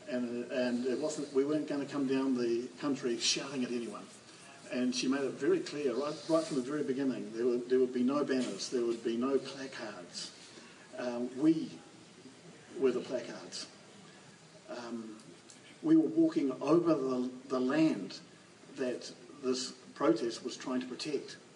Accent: New Zealand; young Pakeha boy, it was like a initiation ritual into a, into a quite a different sense of yourself as a New Zealander.

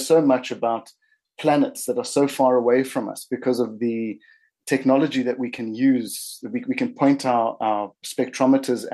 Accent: South Africa; moved away as an adult; now in New Zealand; I'm from South Africa, but it feels like I came to New Zealand

